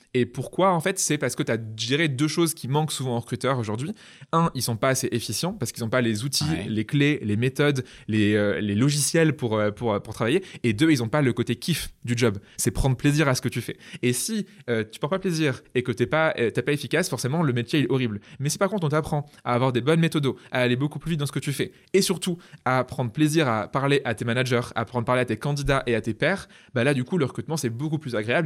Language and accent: French; Poitiers, Nouvelle-Aquitaine, France; moved away as an adult; also born or lived in Bristol / Toulouse; je suis originaire de Poitiers. Et mm. d'ailleurs, à 20 ans, je suis parti de, Poitiers